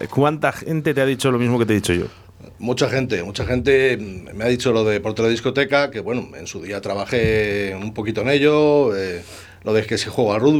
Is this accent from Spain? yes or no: yes; Spain; Pues del barrio Girón, hijo, los de Girón somos así.